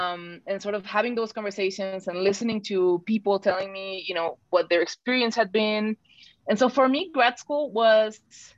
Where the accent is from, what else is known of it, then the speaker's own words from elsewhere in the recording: Mexico City, Mexico; English is a second language; also born or lived in San Miguel, Mexico / Gonzales, Texas / Laredo, Texas / North Carolina; now in United States; I'm from Mexico City, so like I speak differently.